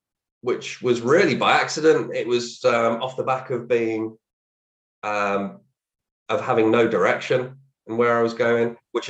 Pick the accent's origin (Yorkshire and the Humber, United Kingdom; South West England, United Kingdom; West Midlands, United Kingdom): West Midlands, United Kingdom; Birmingham; I grew up in Erdington, not a great part of Birmingham for those who are around there, but it's all right.